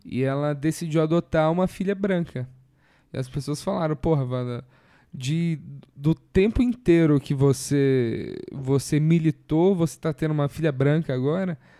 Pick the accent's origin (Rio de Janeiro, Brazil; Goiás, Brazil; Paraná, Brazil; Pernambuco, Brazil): Paraná, Brazil; Curitiba; eu sou de Curitiba